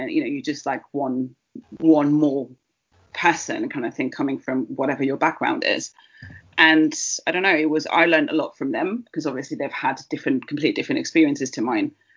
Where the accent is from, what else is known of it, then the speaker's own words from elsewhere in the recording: Barcelona, Catalonia, Spain; now in United Kingdom; I was born in Barcelona